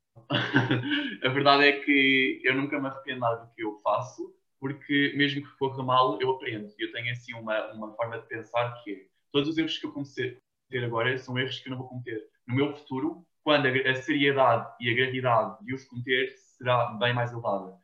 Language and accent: Portuguese; Cascais, Lisbon, Portugal; first language Portuguese; also born or lived in United States; eu sou de Portugal